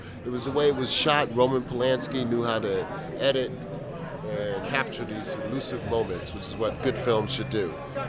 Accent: East Coast, United States; also born or lived in New York City; I'm from the East Coast, I've been a long time in New York City

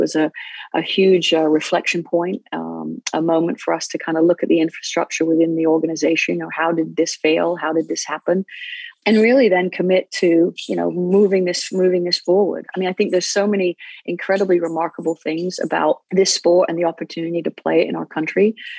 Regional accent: England, United Kingdom; now in United States; Well, I grew up in England, where it is, it's known as football most around the world, except America, actually.

